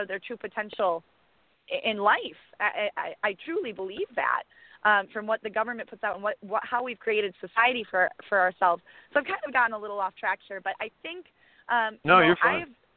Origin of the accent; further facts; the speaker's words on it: Janesville, Wisconsin, United States; here in my hometown, Janesville, Wisconsin